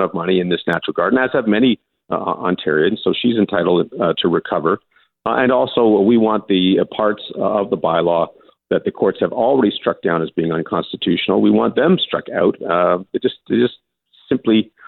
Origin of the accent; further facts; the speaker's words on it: Scotland, United Kingdom; I'm Scottish.